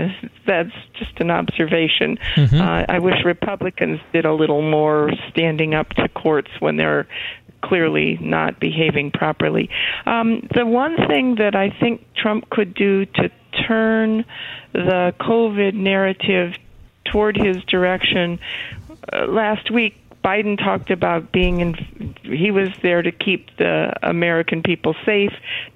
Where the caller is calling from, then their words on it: British Columbia, Canada; Actually, I'm not in South Carolina. I'm in British Columbia, Canada.